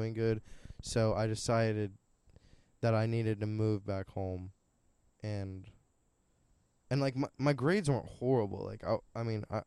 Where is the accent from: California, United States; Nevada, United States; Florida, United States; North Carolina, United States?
North Carolina, United States; Greenville; I grew up in Greenville. Like, I lived in Greenville a lot